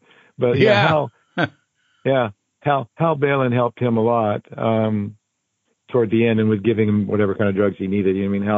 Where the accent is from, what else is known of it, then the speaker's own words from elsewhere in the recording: Canada; also born or lived in Japan; I grew up speaking French in Canada, so I could speak French pretty well.